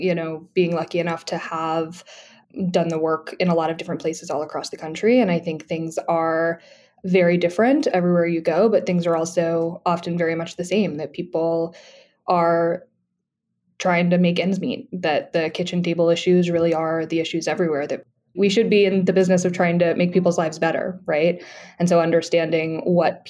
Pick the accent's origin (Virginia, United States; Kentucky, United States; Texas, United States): Virginia, United States; Roanoke; I'm a born and raised Virginian. I'm from Roanoke, Virginia